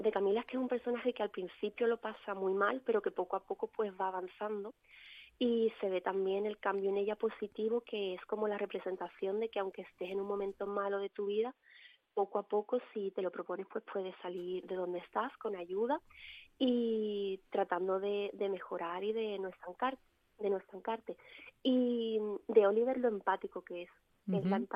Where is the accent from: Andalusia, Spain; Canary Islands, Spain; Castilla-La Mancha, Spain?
Andalusia, Spain; Cádiz